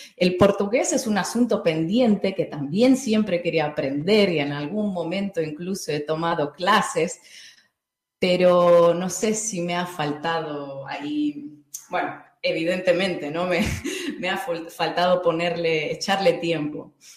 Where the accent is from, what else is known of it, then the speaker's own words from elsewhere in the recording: North Caucasus, Russia; Spanish is a second language; moved away; also born or lived in Dagestan; yo nací en Dagestán, pero cuando tenía seis años nos hemos mudado a otra región que estaba a 400, 400 kilómetros más allá de Dagestán, pero seguía en el sur de Rusia, en Cáucaso ruso